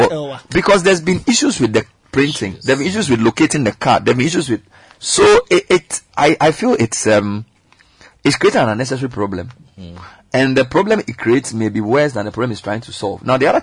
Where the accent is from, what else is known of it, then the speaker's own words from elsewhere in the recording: Ghana; So you're saying it's not a question of me being risky as a Ghanaian.